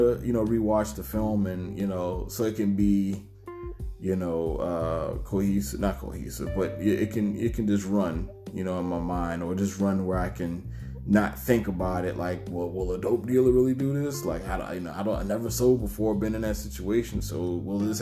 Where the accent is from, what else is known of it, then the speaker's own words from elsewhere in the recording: United States; when I was growing up in Liberty City, Seaport, Savannah